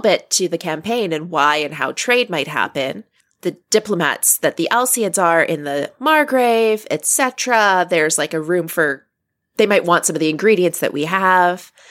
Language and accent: English; Canada; I'm Canadian